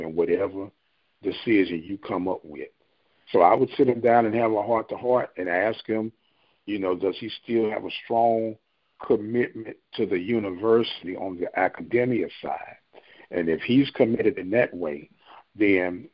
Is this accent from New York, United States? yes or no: no; St. Louis, Missouri, United States; I'm from St. Louis